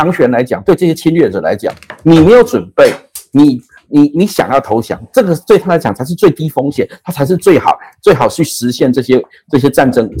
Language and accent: Chinese; Taiwan; 我从小在在这一片土地长大，那我的我的家人，我的父亲也都葬在葬在这块土地上。